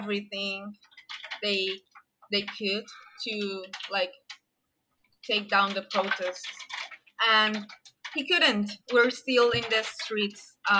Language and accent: English; Colombia; I'm from Colombia